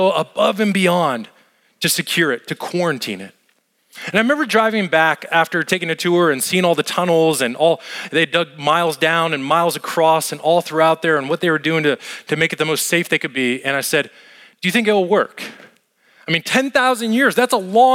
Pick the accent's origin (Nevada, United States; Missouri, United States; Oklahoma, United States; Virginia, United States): Nevada, United States; Las Vegas; moved away; Las Vegas, where I grew up and where I lived